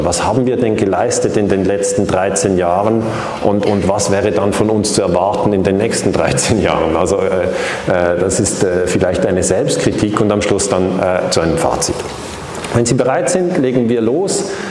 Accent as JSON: {"language": "German", "country": "Switzerland", "accent": "Swiss", "said": "Ich bin eben aus der Schweiz. Man hört das an diesem äh, Schweizer Akzent"}